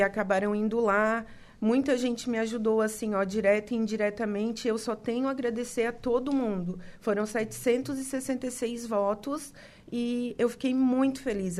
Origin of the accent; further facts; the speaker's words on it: Criciúma, Santa Catarina, Brazil; moved away as an adult; A minha família é de Criciúma, né? Eu sou de Criciúma, moro aqui há sete anos.